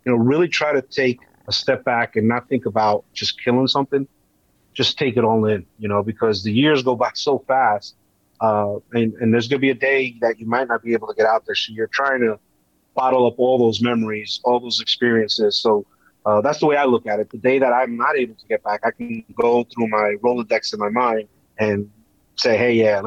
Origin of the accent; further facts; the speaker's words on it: Hackensack, New Jersey, United States; I grew up in Hackensack, New Jersey